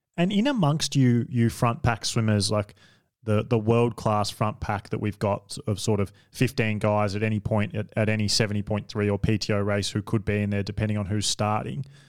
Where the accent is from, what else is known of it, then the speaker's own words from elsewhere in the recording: Australia; I'm an Australian